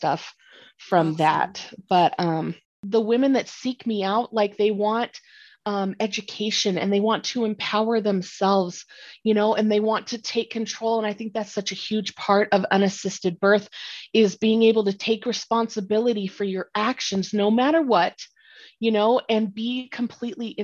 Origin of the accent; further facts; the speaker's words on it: Northern Colorado, United States; I am from Northern Colorado